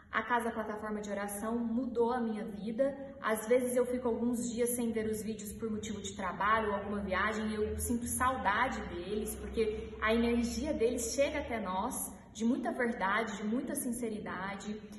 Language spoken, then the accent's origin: Portuguese; Uberaba, Minas Gerais, Brazil; eu sou de Uberaba